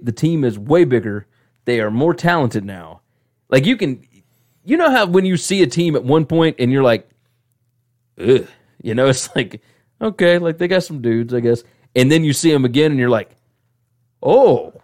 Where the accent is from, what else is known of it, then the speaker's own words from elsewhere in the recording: the South, United States; accent: southern; my southern accent